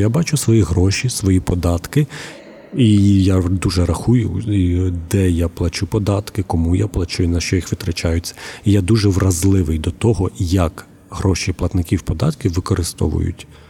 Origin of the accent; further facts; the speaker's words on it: Huliaipole, Zaporizhzhia Oblast, Ukraine; moved away as an adult; now in Zaporizhzhia, Ukraine; Моє рідне місто Гуляйполе